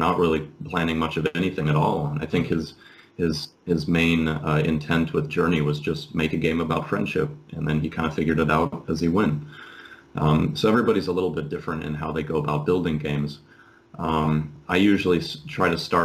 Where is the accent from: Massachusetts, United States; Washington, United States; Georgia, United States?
Washington, United States; Seattle; moved away as an adult; also born or lived in San Clemente, California; now in Finland; I'm from Seattle originally